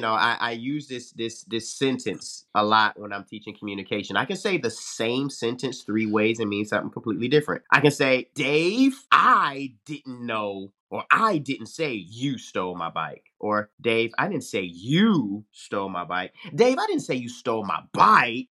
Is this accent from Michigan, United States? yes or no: yes; Detroit, Michigan, United States; moved away as an adult; also born or lived in Arizona; joined the Detroit Police Department in my hometown